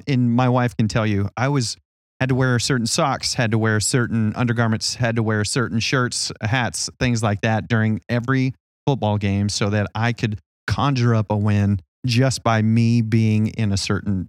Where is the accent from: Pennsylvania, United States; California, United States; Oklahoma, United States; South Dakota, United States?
Oklahoma, United States; But yes, I am from Oklahoma originally.